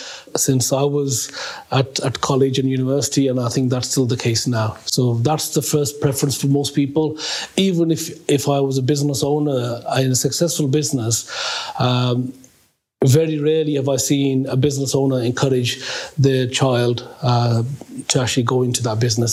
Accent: Birmingham, West Midlands, United Kingdom; I was born in Birmingham when my father came into the UK back in the 1950s

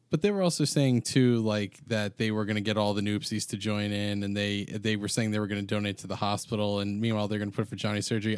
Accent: New York, United States; we're all from New York here

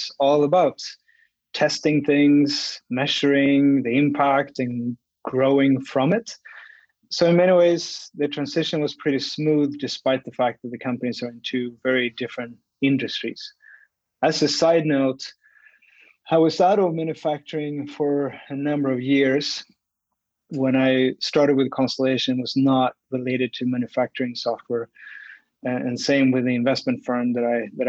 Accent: Sweden; moved away as an adult; also born or lived in Australia / Oakville, Ontario; now in Canada; I grew up in Sweden

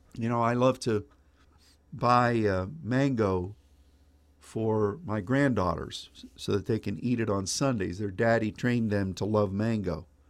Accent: Pennsylvania, United States; now in Dallas, United States; my boyhood, uh, time when I grew up in Pennsylvania

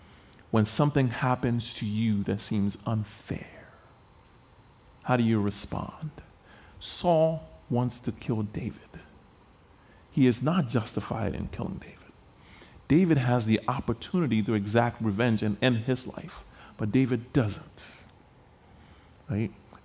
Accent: Liberia; I got a phone call from the country that I grew up in. I grew up in Liberia, West Africa.

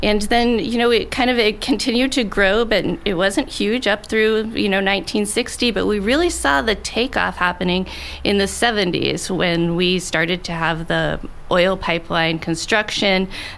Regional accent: Alaska, United States; I live in Alaska and was born and raised here

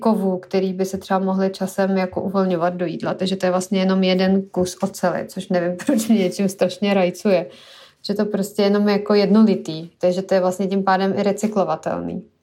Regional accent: Syria; moved away; jsem vyrůstala v Sýrii

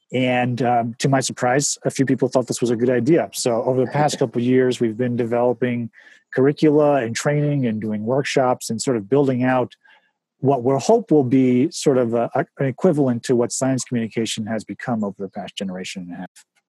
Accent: White Plains, New York, United States; White Plains is an amazing place to grow up. The schools were amazing

